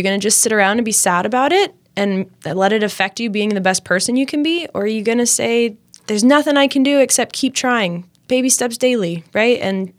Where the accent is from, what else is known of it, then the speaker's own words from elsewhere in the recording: Champaign-Urbana, Illinois, United States; I grew up in Champaign-Urbana. My mom was a professor at the University of Illinois, so we kind of spent a fair bit of time on campus.